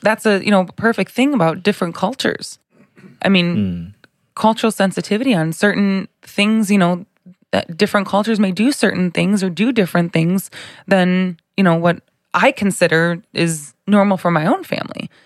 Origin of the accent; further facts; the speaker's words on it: Bolingbrook, Illinois, United States; I grew up in um, Bolingbrook, I guess you could say. I've been there for, I was there for 28 years and then recently moved, but um, born and raised, same place